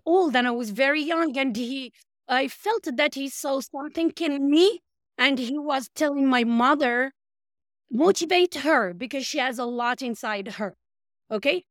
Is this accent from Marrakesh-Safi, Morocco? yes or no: yes; Marrakesh, Marrakesh-Safi, Morocco; moved away; My hometown is Marrakesh.